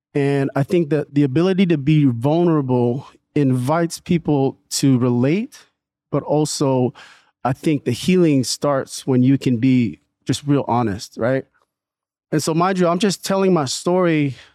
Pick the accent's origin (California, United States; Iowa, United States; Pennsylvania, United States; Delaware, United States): California, United States; Newark; also born or lived in Redwood City, California; I was born in Redwood City, and then my parents moved to Newark in, I think it was eighty-nine